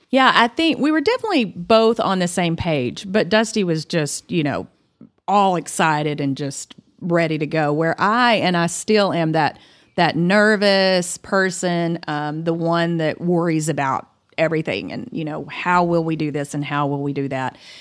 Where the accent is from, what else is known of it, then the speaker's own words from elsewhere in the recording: Claude, Texas, United States; moved away as an adult; also born or lived in Dalhart, Texas / Hawaii; now in Amarillo, United States; I grew up in Claude, the big town of Claude, Texas